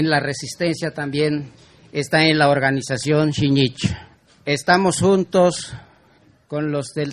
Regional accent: Francisco León, Chiapas, Mexico; Este, yo de mi pueblo natal es Francisco León. Salimos ahí por el la erupción del volcán. En esos tiempos de 1982 se refugiado en varias partes los compañeros.

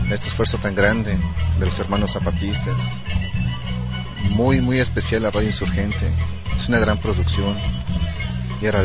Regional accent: Xalapa, Veracruz, Mexico; Vengo de Jalapa, Veracruz.

